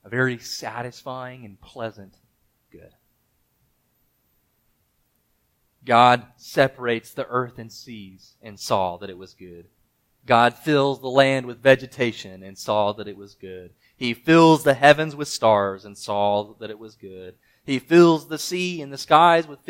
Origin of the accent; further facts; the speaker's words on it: Mississippi, United States; moved away; I'm from Mississippi, so I didn't get a lot of snow